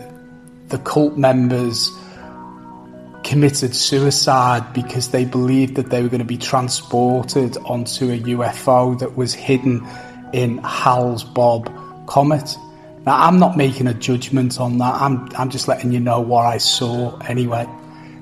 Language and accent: English; Liverpool, North West England, United Kingdom; moved away as an adult; now in Perth, Australia; I'm originally from the United Kingdom, from a place called Liverpool. I migrated and I now live in Perth, Western Australia.